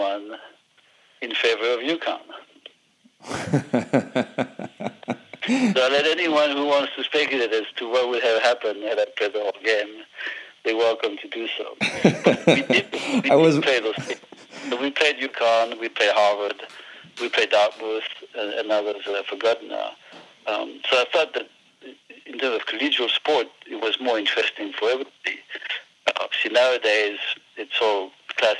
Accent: northern Burgundy, near Auxerre, Bourgogne-Franche-Comté, France; accent: French; English is a second language; moved away as an adult; now in United States; our hometown is in the northern part of Burgundy, near the town of Auxerre

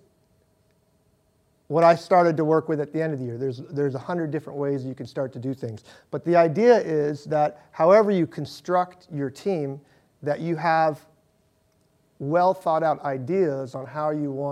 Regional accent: Seattle, Washington, United States; moved away as an adult; also born or lived in Santa Clara / San Francisco; I grew up in Seattle

